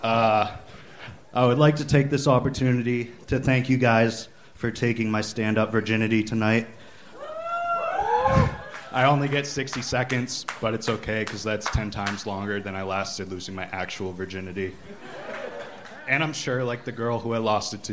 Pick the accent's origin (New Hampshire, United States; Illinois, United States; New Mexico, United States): New Hampshire, United States; I grew up in New Hampshire